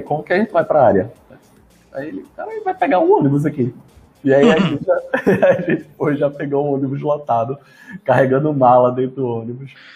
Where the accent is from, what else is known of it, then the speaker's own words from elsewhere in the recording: Recife, Pernambuco, Brazil; also born or lived in São Paulo; eu sou, sou, de Recife